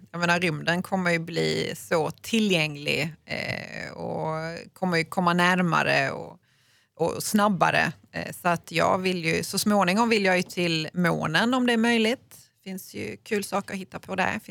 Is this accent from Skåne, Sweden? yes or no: yes; Malmö, Skåne, Sweden; eftersom jag kommer från Malmö